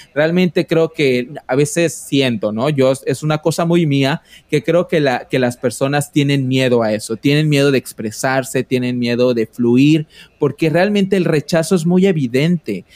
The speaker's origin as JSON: {"language": "Spanish", "region": "Quintana Roo", "country": "Mexico", "said": "soy de Quintana Roo"}